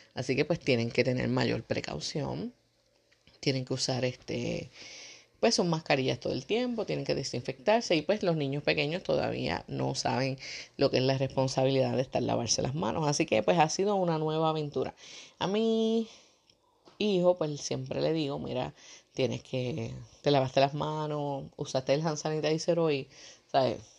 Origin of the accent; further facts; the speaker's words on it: Puerto Rico; Nosotros somos de Puerto Rico